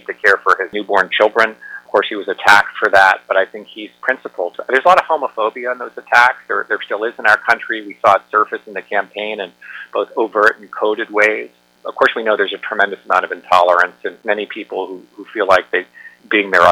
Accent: United States; as just an American, as a filmmaker.

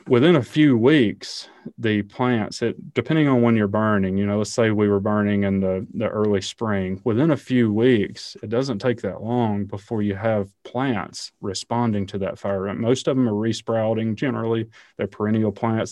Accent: the South, United States; I grew up in the South, hunting and fishing

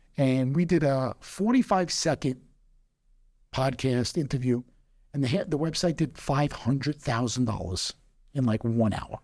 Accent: New York, United States; as a New Yorker and as an American

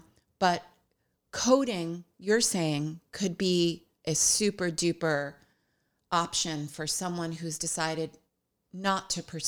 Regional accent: New York, United States; now in Hoboken, United States; But that's true. We are former New Yorkers.

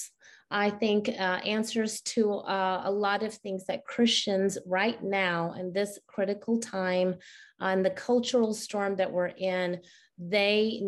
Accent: Karachi, Sindh, Pakistan; now in United States; I was born in Karachi, Pakistan

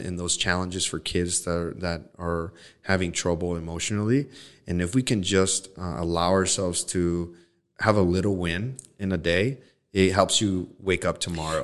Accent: Los Mochis, Sinaloa, Mexico; moved away; I'm from Los Mochis

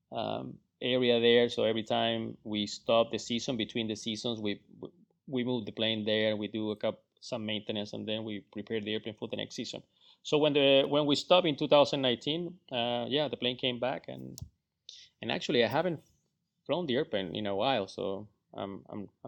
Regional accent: Florida, United States; Still cold, for me. I mean, I come from Florida.

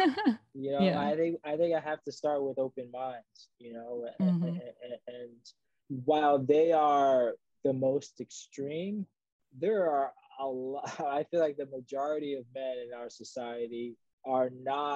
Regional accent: New York City, New York, United States; I grew up in the Bronx

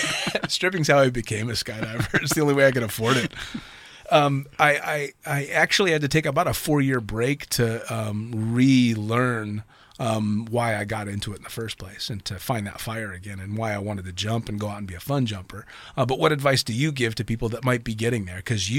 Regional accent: United States; for me being an American born and raised in the States where we have very different opinions of the Arabic world.

